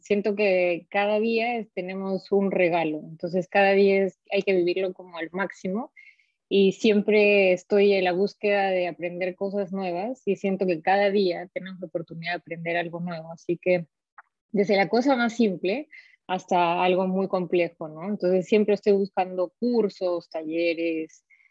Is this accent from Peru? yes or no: yes; Arequipa, Peru; accent: Arequipa dejo; moved away as an adult; also born or lived in Paris, France; now in Provence, France; Yo he nacido en Arequipa y creo que mi dejo me, me, me, delata muy fácilmente. Este, hasta ahora no se me va